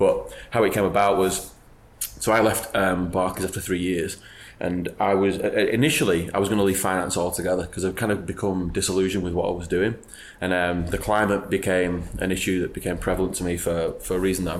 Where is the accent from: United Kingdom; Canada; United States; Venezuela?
United Kingdom; Wigan, North West England; moved away; I'm from Wigan in Greater Manchester.